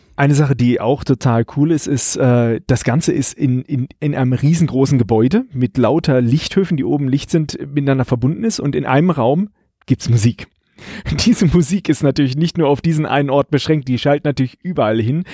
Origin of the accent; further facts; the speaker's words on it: Karlsruhe, Baden-Württemberg, Germany; Ich komme hier aus Karlsruhe